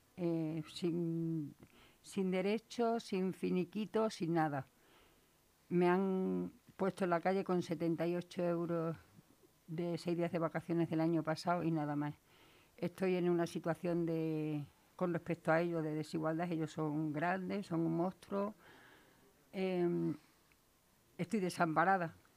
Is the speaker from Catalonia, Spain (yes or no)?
no; Valle del Jerte, Extremadura, Spain; accent: Extremaduran; moved away as an adult; now in Leganés, Spain; Yo soy extremeña, como delata mi acento.